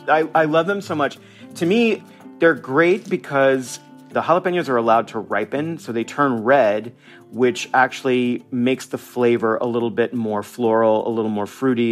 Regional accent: United States; moved away as an adult; now in Mazatlán, Mexico; I'm a Mexican American. I am an American

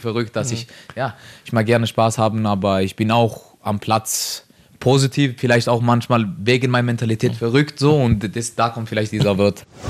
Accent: Norway; German is a second language; moved away as an adult; also born or lived in Sweden; now in Linz, Austria; ich bin aufgewachsen in Norwegen, äh, aber ich habe Eltern von Kosovo

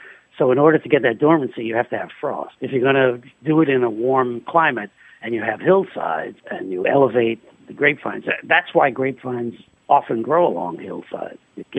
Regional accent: New York City, New York, United States; I grew up in New York City, and I had a store in New York City.

